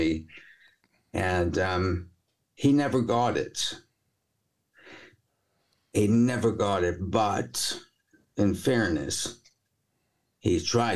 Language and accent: English; New York, United States; moved away; I'm a New Yorker originally